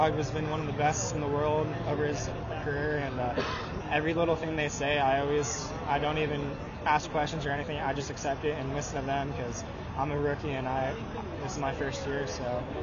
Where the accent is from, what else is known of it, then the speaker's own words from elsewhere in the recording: Phoenix, Arizona, United States; Growing up in Phoenix and being able to play with a team that's in my hometown